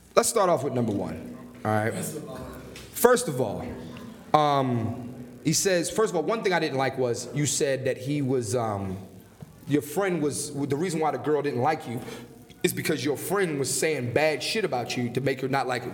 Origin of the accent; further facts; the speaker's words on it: Philadelphia, Pennsylvania, United States; I'm from Philly